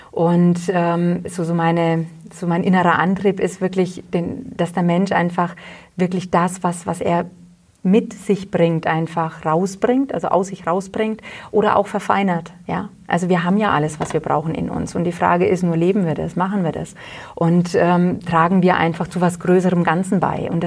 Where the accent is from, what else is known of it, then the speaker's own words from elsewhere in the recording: Hollstadt, Bavaria, Germany; now in Wülfershausen, Germany; ich komme ja ursprünglich aus Holstadt und äh, bin dann nach Wilfershausen eben der Liebe wegen gezogen und lebe auch gerne hier.